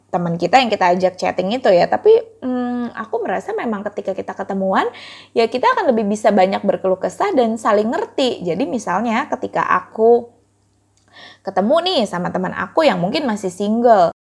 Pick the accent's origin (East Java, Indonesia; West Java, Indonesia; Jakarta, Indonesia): West Java, Indonesia; Bekasi; sebagai orang Bekasi yang merasakan banget kayak kalau mau pergi kemana-mana itu jauh